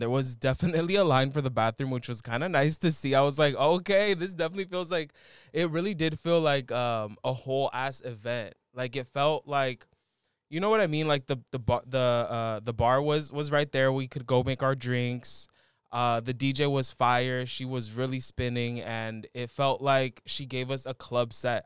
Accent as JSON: {"language": "English", "town": "San Rafael", "region": "California", "country": "United States", "tie": "born or raised there", "said": "my hometown, San Rafael"}